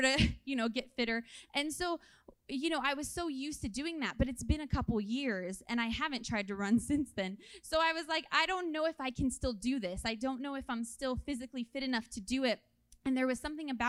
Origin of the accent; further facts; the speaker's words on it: California, United States; moved away; I'm originally from California, so all my family lives there